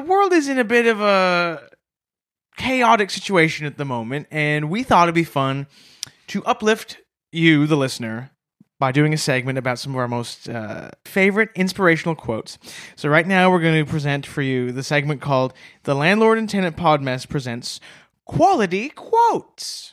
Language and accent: English; Canada; as a Canadian